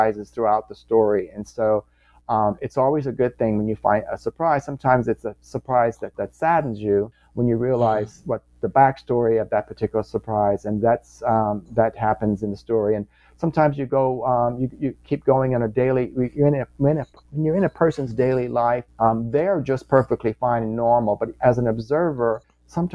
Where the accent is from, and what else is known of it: Louisiana, United States; born or raised there; moved away as an adult; also born or lived in New York City